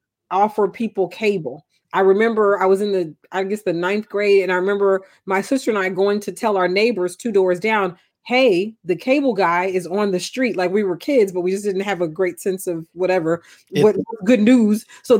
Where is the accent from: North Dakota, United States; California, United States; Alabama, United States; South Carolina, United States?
Alabama, United States; Huntsville; moved away; also born or lived in New Orleans, Louisiana; I grew up lower middle class. I grew up in a two-story house. I didn't grow up in a shack in the country. I grew up in Huntsville, Alabama.